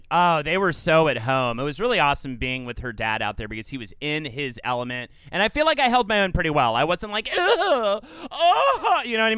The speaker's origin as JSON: {"language": "English", "area": "the South", "region": "Southern United States", "country": "United States", "accent": "Southern", "said": "my Southern accent"}